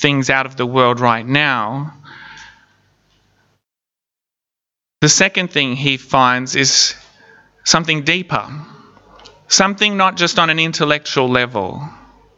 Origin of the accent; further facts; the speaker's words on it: Palm Island, Queensland, Australia; When I was a kid growing up on Palm Island